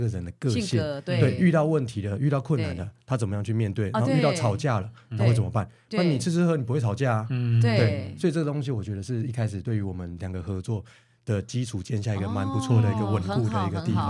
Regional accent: Yilan County, Taiwan; moved away as an adult; also born or lived in Taipei; 我在大学之前我是从乡下来的，我是宜兰那边就是来的，就是学生。对，嗯、哼然后所以我当初到台北去适应了一下。

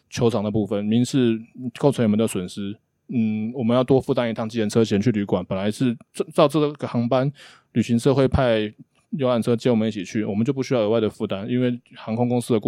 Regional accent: Hsinchu, Taiwan; 我是新竹人，

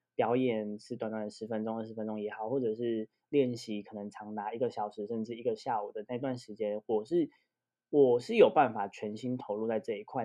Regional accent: Yunlin County, Taiwan; moved away; 我是云林出来的

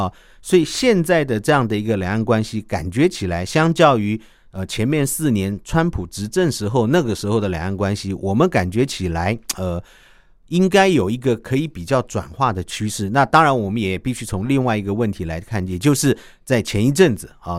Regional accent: Taiwan; 我们要非常的去。去呼应我们台湾人民的想法，

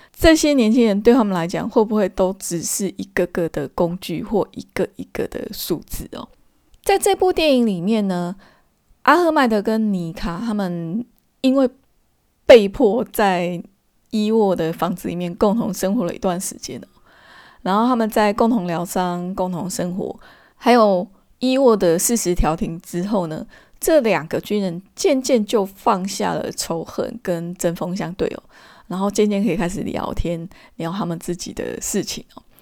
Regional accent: Taiwan; 从我这个台湾人的角度来看

